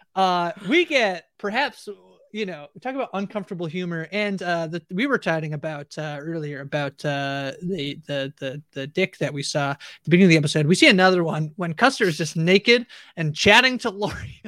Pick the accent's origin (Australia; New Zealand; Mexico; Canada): Canada; I'm Canadian